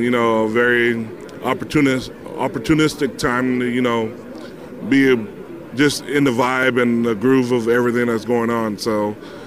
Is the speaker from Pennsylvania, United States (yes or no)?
no; New Mexico, United States; I'm actually New Mexican